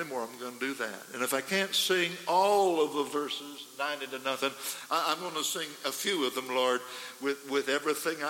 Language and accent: English; Idaho, United States; We come from Idaho